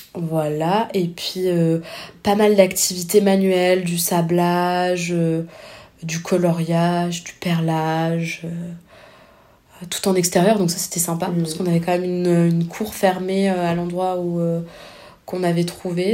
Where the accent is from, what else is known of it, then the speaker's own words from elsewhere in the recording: France; je viens je viens de la France